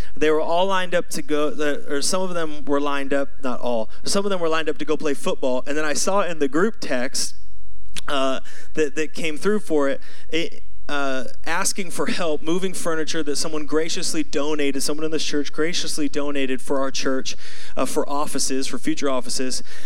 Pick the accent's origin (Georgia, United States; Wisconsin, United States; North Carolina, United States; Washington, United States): Washington, United States; Seattle; I'm from Seattle.